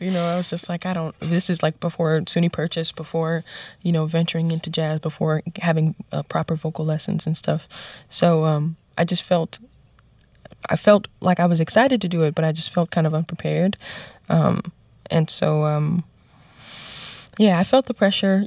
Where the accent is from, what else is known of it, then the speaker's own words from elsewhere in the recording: New York City, New York, United States; even though I'm from the Bronx, I made it out